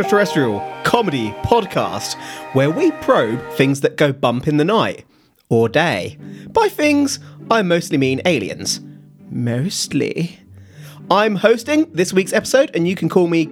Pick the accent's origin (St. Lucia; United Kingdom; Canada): United Kingdom; We're British, and in Britain, we pronounce that Tosa